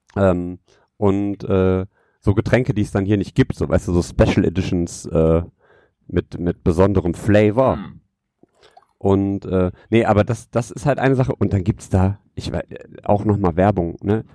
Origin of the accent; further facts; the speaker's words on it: Düsseldorf, North Rhine-Westphalia, Germany; ich als kleiner Stadtjunge hier